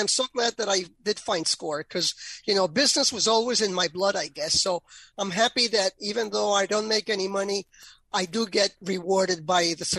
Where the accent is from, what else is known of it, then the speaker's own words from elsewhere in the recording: New York, United States; now in Florida, United States; I grew up in New York. I'm not from New York, but I grew up in New York.